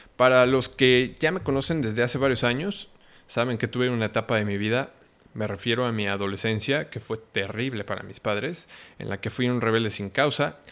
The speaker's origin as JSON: {"language": "Spanish", "country": "Mexico", "also_born_or_lived": "Cancún", "said": "soy mexicano viviendo en Cancún"}